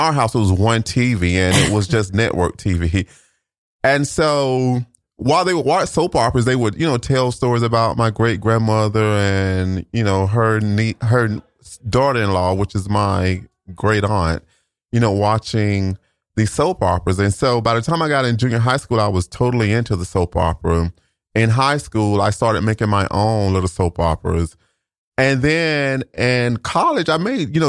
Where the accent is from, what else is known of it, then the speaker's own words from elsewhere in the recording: Florida, United States; accent: Southern; moved away as an adult; a Southern dialect that was similar to how we speak in my Florida hometown.